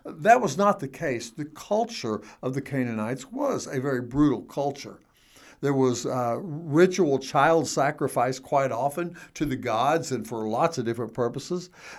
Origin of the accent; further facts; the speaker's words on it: United States; I'm saying this as an American